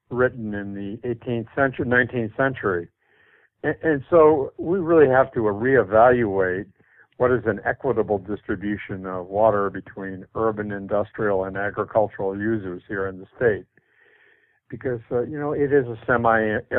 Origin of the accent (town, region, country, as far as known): Indiana, United States; born or raised there; now in California, United States